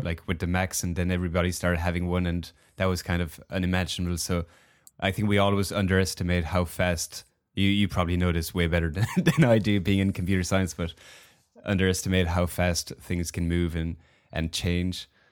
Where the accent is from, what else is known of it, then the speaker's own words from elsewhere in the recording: Belgium; moved away as an adult; also born or lived in Hong Kong; we moved with my wife from Belgium where I'm from